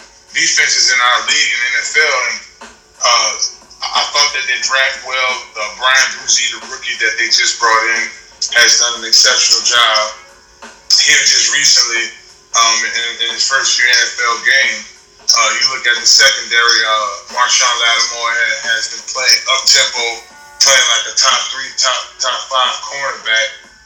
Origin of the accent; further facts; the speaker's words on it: New Orleans, Louisiana, United States; Being a native of the area